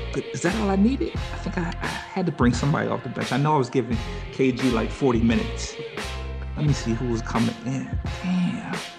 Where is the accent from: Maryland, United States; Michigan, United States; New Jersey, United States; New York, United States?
Maryland, United States; Silver Spring; I'm from Silver Spring, Maryland